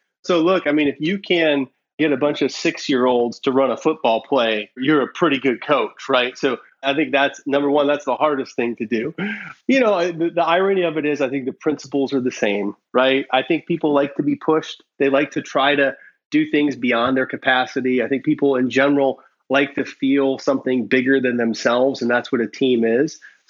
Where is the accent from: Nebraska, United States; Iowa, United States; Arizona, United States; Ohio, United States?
Iowa, United States; now in California, United States; And so when I came out to California from Iowa, one of my first jobs was with the startup.